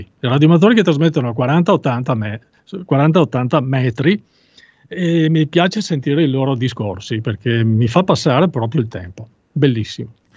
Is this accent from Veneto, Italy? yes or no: yes; Veneto, Italy; sono veneto, venetissimo